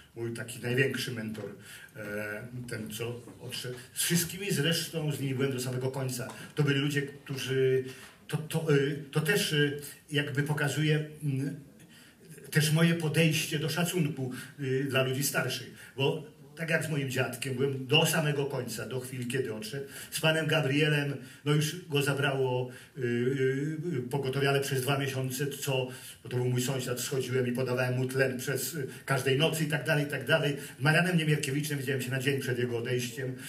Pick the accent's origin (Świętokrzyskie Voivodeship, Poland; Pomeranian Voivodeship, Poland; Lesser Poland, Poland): Pomeranian Voivodeship, Poland; Gdynia; moved away as an adult; also born or lived in California; ja jestem prawdziwym Gdynianinem, bo zostałem urodzony w Gdyni na jednej z najstarszych ulic na Abrahama